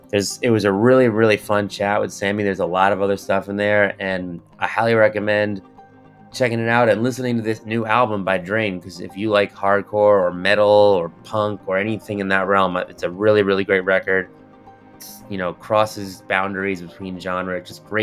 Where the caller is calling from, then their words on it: Queens, New York, United States; In the city, in Queens.